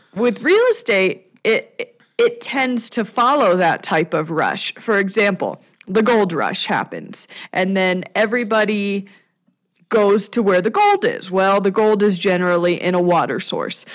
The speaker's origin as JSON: {"language": "English", "town": "Denver", "region": "Colorado", "country": "United States", "tie": "born or raised there", "said": "my hometown of Denver"}